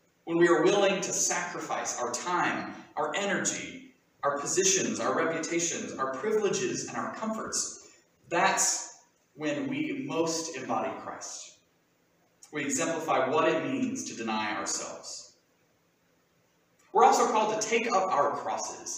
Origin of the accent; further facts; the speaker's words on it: Southern Appalachia, United States; accent: Southern Appalachian; first language English; I have an identity as a Southern Appalachian, and yes, that does extend beyond my funny talking accent